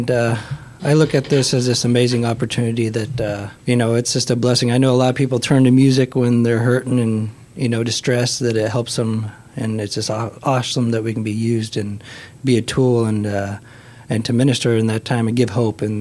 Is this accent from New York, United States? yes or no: no; Council Bluffs, Iowa, United States; Hi, I'm from Council Bluffs